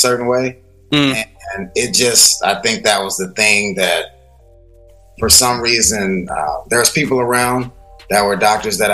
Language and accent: English; Dallas, Texas, United States; moved away as an adult; also born or lived in Yonkers / Brooklyn; now in New York, United States; I grew up in Texas, and I moved to New York 7 years ago